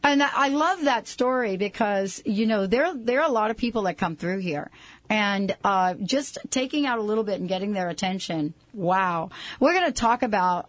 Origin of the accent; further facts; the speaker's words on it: East Coast, United States; now in West Coast, United States; I grew up on the East Coast, when I moved out here to the West Coast